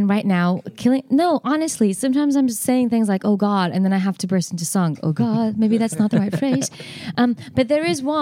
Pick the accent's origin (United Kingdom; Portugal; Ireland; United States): Portugal; I'm from Portugal, and also I didn't grow up with any musicals